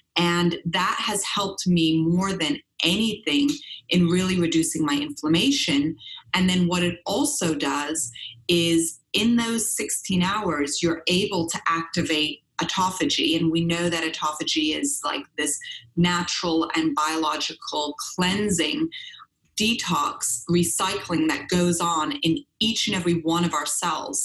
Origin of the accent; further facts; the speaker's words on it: Switzerland; growing up in Europe, I was born in Switzerland on a biodynamic farm